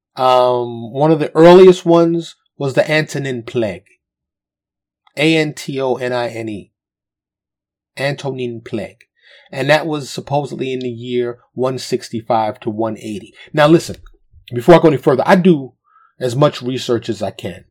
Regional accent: New York City, New York, United States; now in Texas, United States; Born and raised in New York City, but I live in Texas

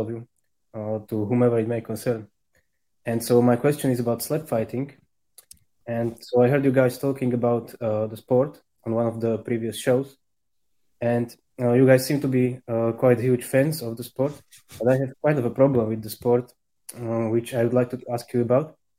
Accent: Slovakia; I'm from Slovakia

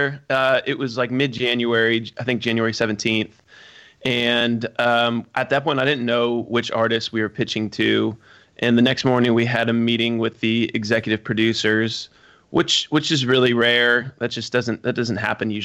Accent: Omaha, Nebraska, United States; when they asked me where I was from, I said Omaha

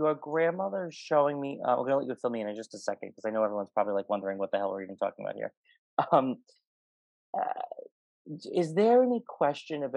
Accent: New York, United States; I'm from New York

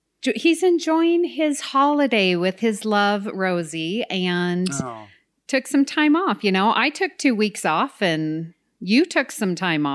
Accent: Utah, United States; born or raised there

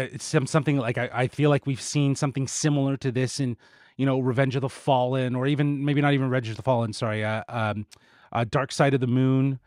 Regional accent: Canada; we are Canadian.

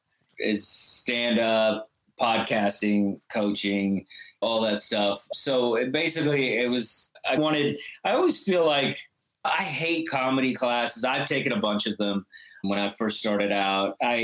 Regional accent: the South, United States; Yeah, we're from the South.

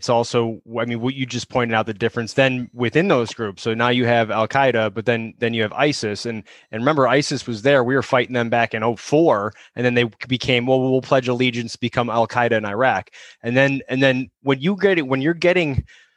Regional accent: Chicago, Illinois, United States; moved away; I'm not from here. I'm from Chicago

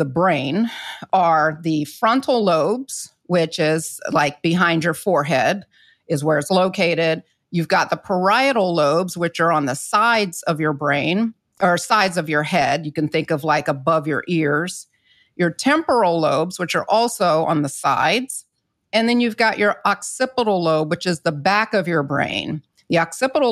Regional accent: the South, United States; I'm not from the Caribbean, but I'm from the South, where I grew up culturally

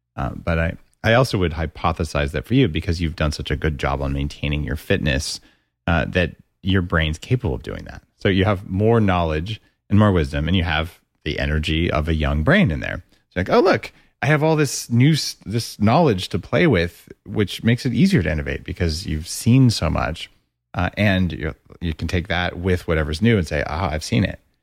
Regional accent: United States; moved away; also born or lived in Canada; I'm American

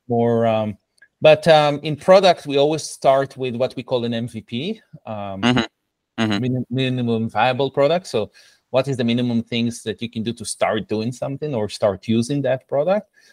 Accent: Israel; English is a second language; moved away as an adult; I was uh, born and raised in Israel

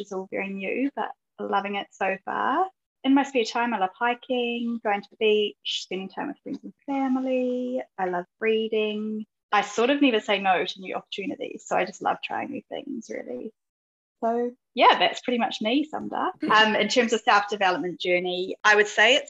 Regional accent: Tauranga, Bay of Plenty, New Zealand; moved away as an adult; also born or lived in Palmerston North, New Zealand / London, United Kingdom / Isle of Man; I grew up in Tauranga, New Zealand

